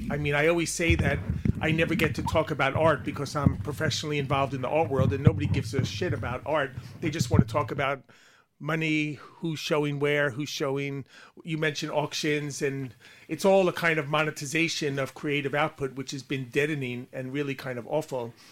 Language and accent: English; Long Island, New York, United States; accent: Long Island; also born or lived in England; now in United Kingdom; my Long Island accent